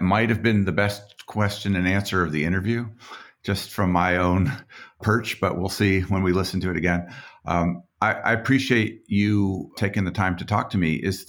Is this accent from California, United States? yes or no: no; Boulder, Colorado, United States; My hometown, by the way.